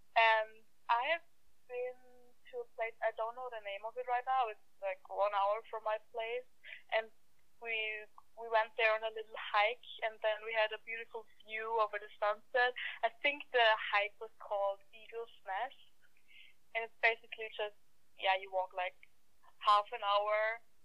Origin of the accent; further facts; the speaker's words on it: Vienna, Austria; first language German; English is a second language; moved away as an adult; now in Canada; the capital city, Vienna, where I'm from